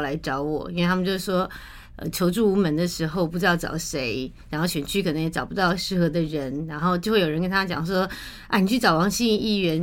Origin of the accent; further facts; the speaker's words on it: Taiwan; 我们虽然出生在台湾，长在台湾，然后都是为台湾在做事服务